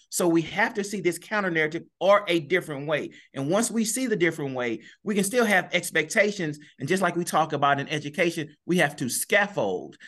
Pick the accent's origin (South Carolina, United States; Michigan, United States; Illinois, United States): Illinois, United States; East St. Louis; I'm born and raised in East Saint Louis